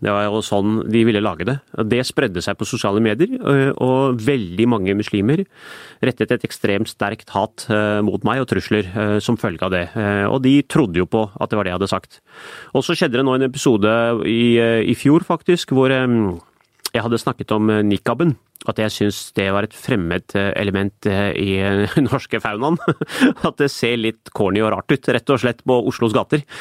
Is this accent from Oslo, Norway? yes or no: yes; Oslo, Norway; jeg vokste jo opp i Iladalen